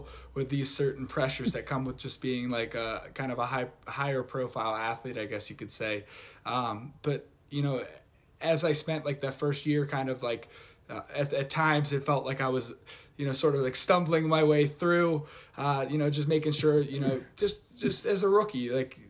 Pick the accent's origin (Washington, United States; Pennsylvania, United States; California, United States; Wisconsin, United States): Pennsylvania, United States; Pittsburgh; moved away as an adult; also born or lived in Michigan; now in New England, United States; I'm from Pittsburgh, went to Michigan, and then ended up here in New England